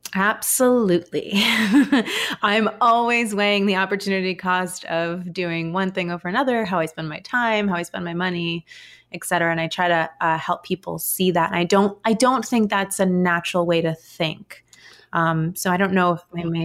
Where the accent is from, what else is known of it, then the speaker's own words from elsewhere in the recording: New York City, New York, United States; also born or lived in Williamsburg, Brooklyn; I grew up in Manhattan